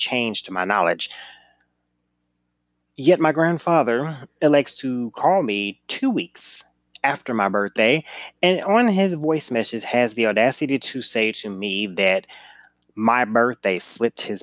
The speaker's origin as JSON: {"language": "English", "town": "St. Louis", "region": "Missouri", "country": "United States", "said": "I'm from St. Louis"}